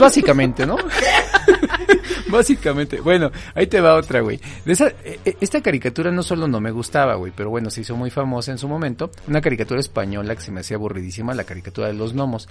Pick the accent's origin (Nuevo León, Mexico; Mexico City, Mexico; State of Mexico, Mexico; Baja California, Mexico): State of Mexico, Mexico; Naucalpan; crecí en Naucalpan